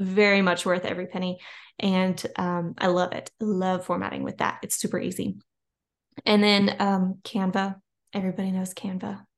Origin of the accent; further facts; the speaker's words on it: Louisiana, United States; I'm from Louisiana.